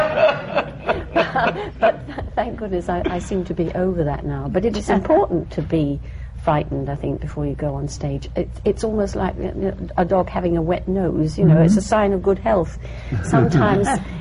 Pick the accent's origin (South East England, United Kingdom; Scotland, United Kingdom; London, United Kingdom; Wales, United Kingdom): South East England, United Kingdom; Epsom; born or raised there